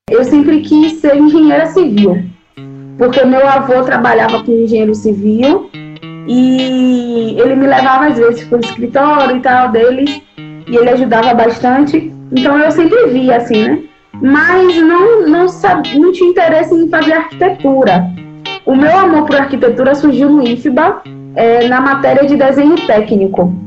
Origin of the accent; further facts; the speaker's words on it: Salvador, Bahia, Brazil; also born or lived in Niterói, Rio de Janeiro; de lá para cá eu cresci aqui